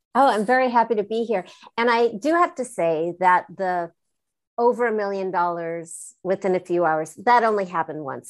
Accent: Southern California, United States; I'm from Southern California

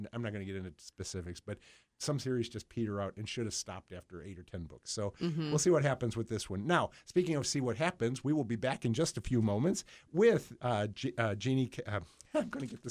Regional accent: Buffalo, New York, United States; moved away; I grew up in Buffalo, New York.

